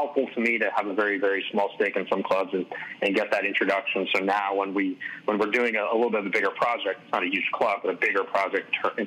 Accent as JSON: {"language": "English", "town": "Davis", "region": "California", "country": "United States", "tie": "born or raised there", "lives_now": "San Francisco, United States", "said": "I grew up in Davis, California, outside of Sacramento"}